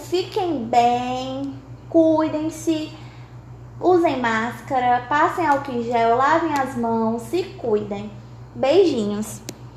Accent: Dom Pedro, Maranhão, Brazil; moved away as an adult; now in Teresina, Brazil; sou natural do Maranhão, de Dom Pedro Maranhão, porém atualmente por causa de estudos estou em Teresina, no Piauí

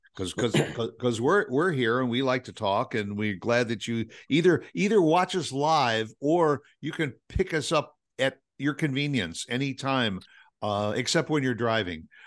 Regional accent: Midwest, United States; we're from the Midwest

